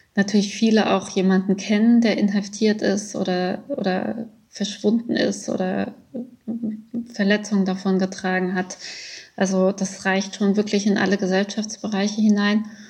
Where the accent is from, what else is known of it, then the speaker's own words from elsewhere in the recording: Germany; moved away as an adult; also born or lived in Iran; now in Graz, Austria; in Deutschland, also ich bin damit groß geworden